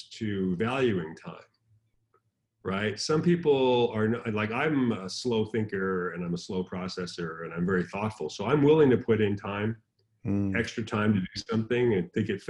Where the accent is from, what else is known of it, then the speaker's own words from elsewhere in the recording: San Diego, California, United States; I'm from San Diego.